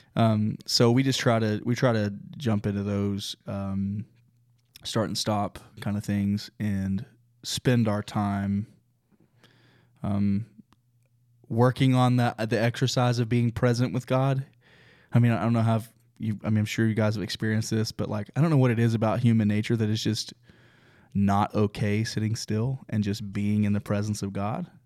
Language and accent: English; Oklahoma, United States; now in Texas, United States; I grew up in Oklahoma